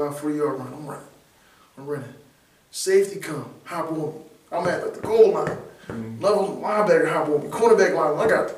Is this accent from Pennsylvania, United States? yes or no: yes; Philadelphia, Pennsylvania, United States; Alright, I'm from Philly, born and raised uptown.